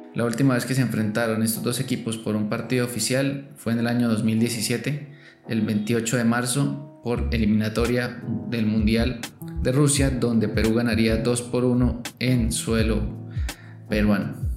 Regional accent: Colombia; como buen colombiano

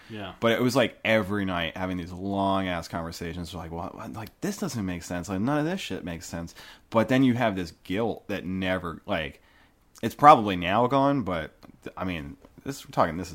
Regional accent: United States; born there; I'm only a Christian because I was born in the United States, you know, like where I was born.

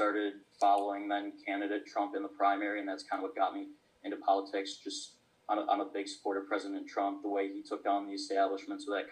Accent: Barrington, Illinois, United States; I am from Barrington, Illinois, which is a suburb about 45 minutes outside of Chicago.

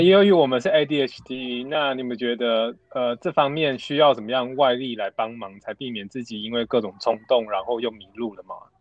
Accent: Taichung, Taiwan; moved away as an adult; now in Taipei, Taiwan; 我是台中人

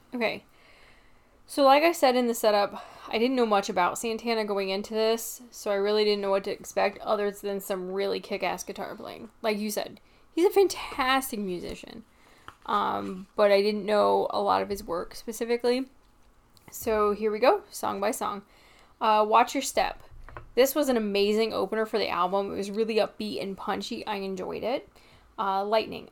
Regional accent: Midwest, United States; I am from the Midwest in the United States

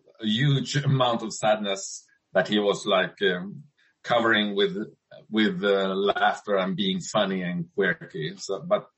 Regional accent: Sweden; my home country, Sweden.

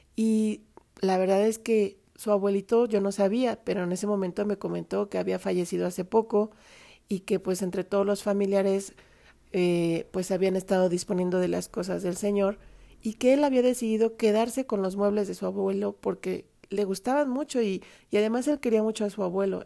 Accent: Mexico; como decimos acá en México

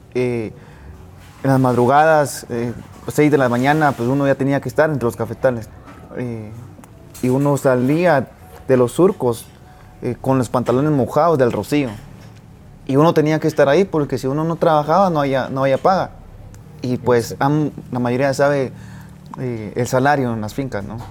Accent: Boca Costa, San Marcos, Guatemala; soy del departamento de San Marcos. Soy de la Boca Costa, de una finca cafetalera.

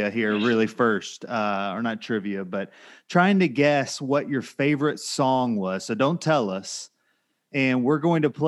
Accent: Bryan, Texas, United States; I'm originally from Bryan

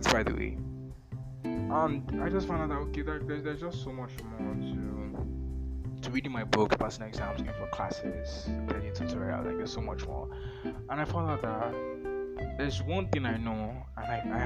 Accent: Nigeria; English is a second language; I'm a Nigerian, I'm a Christian

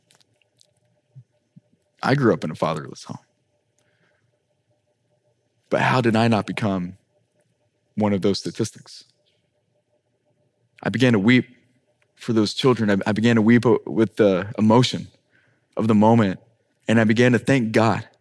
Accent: Ireland; now in Miami, United States; as an Irishman myself

